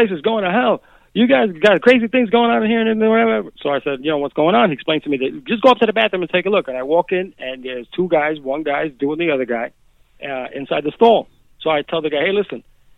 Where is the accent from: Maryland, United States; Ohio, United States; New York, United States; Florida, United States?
New York, United States; New York City; growing up in Jackson Heights